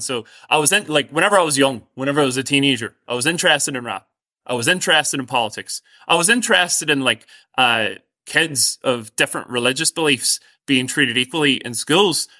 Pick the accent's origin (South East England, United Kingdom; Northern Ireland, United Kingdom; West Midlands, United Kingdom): Northern Ireland, United Kingdom; Strabane; I'm from outside a village, uh, near Strabane, so I'm from outside Ardagarvan.